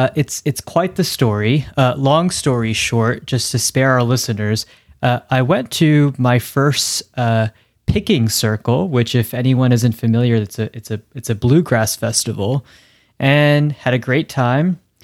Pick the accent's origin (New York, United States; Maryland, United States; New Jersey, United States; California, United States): New Jersey, United States; moved away; I'm from New Jersey. Although I guess we have ticks there. But I also never really ventured outdoors when I lived up there